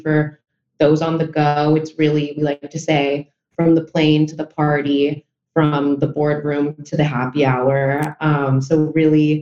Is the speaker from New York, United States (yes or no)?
yes; New York, United States; since my family is from Spain, but I was born and raised in New York